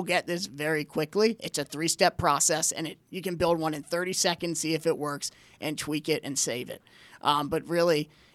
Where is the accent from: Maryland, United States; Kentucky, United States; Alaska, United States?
Maryland, United States; Pikesville; we're all Baltimore guys. We grew up in Pikesville.